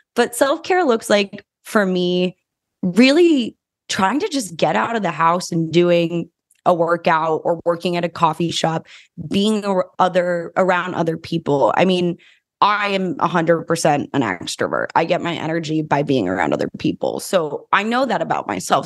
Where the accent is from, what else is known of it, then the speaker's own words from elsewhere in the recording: New Mexico, United States; moved away as an adult; now in Los Angeles, United States; I grew up in New Mexico, which is very different than Los Angeles